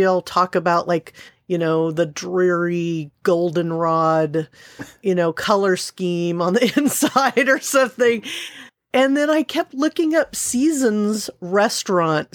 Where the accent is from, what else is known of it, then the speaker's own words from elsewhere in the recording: Southern California, United States; when I was a kid growing up in Southern California